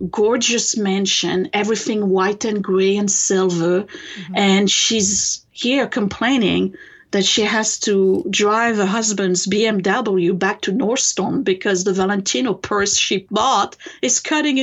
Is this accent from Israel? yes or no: no; France; English is a second language; moved away as an adult; now in United States; I was born in France and raised there.